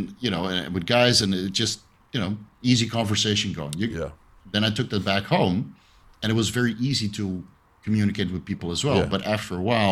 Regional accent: small city near Amsterdam, North Holland, Netherlands; moved away as an adult; now in Thailand; I come from Holland originally, and in this small city close to Amsterdam that I grew up

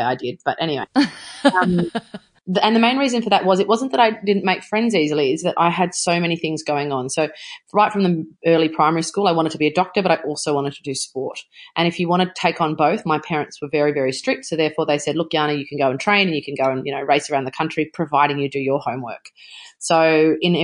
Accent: New South Wales, Australia; it was in my home country. It was only 35 minutes from my house

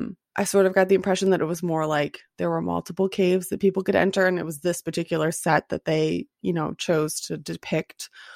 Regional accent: United States; We are Americans.

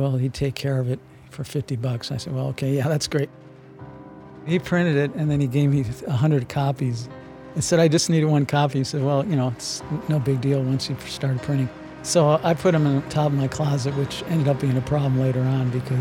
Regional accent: Shaker Heights, Ohio, United States; moved away as an adult; also born or lived in Phoenix, Arizona; now in Prescott, United States; I was born in Cleveland in 1948 in a suburb of Cleveland, Shaker Heights, and a very good school system. I was lucky to be there. And that was in the 50s and 60s

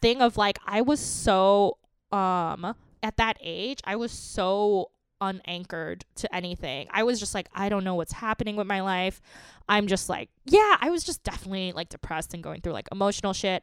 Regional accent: New York City, New York, United States; I grew up in Queens

